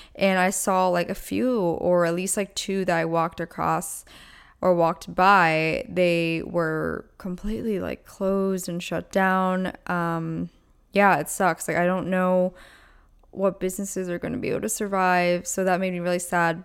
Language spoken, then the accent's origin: English; Pennsylvania, United States; moved away; I am originally from Pennsylvania, so all my family's back there